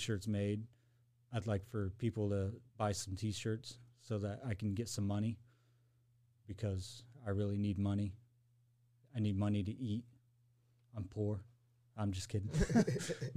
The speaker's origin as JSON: {"language": "English", "town": "Kokomo", "region": "Indiana", "country": "United States", "tie": "born or raised there", "also_born_or_lived": "Arkansas / Arizona / Sulphur Springs, Indiana", "said": "I moved to Kokomo when I was like 10, and then I've been there ever since. So, I mean, I pretty much say I'm from Kokomo, but I've lived a lot of different places."}